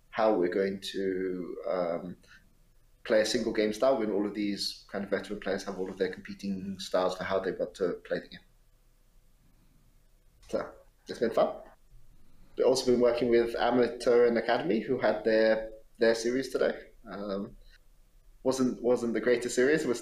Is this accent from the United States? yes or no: no; United Kingdom; cold and raining for the entire time that I've been here, um, which is a good thing for me as a Brit.